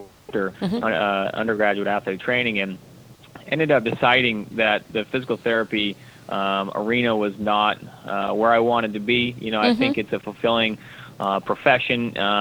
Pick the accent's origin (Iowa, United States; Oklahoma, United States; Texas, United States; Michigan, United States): Iowa, United States; Storm Lake; now in Southern California, United States; when I was young growing up in Iowa